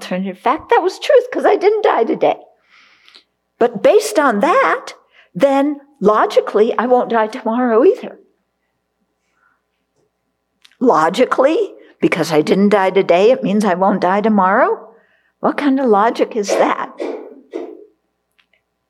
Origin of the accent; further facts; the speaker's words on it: California, United States; I grew up in California, so Beverly Hills.